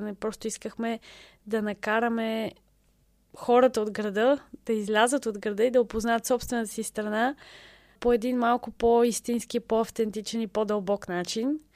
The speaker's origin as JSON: {"language": "Bulgarian", "country": "Bulgaria", "also_born_or_lived": "England / Lebanon", "moved": "as an adult", "said": "за нас, като българи"}